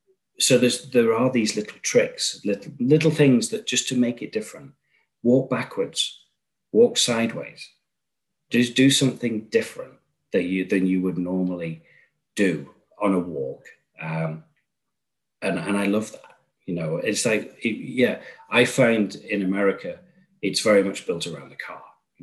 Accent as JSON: {"language": "English", "town": "Chicago", "region": "Illinois", "country": "United States", "said": "I'm from Chicago, I was in Chicago."}